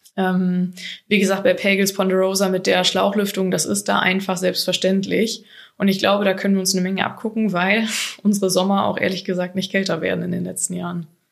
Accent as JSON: {"language": "German", "country": "Germany", "said": "bei uns in Deutschland"}